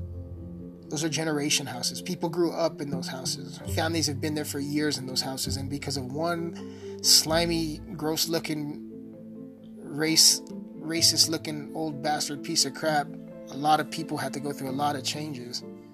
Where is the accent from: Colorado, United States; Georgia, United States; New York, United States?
Colorado, United States; I'm born and raised in Colorado